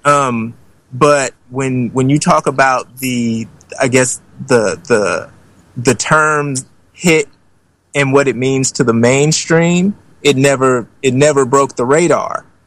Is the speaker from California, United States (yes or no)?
yes; Oakland, California, United States; I'm from Oakland, California